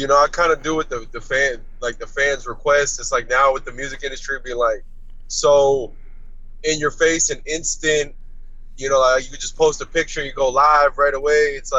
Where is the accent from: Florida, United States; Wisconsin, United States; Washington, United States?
Florida, United States; also born or lived in Arizona; I was born in Arizona, but I'm actually been in Florida like my whole life. I pretty much just lived in Arizona when I was really young.